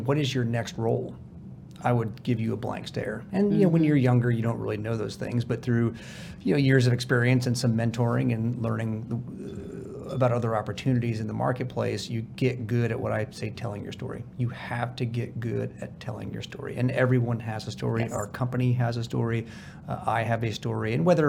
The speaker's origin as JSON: {"language": "English", "region": "California", "country": "United States", "said": "I'm a refugee from California."}